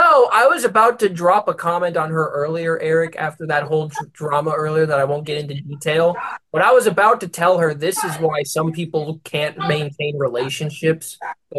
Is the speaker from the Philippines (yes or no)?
yes; Philippines; Every time I say I'm Filipino, people lose their shit, and I don't understand.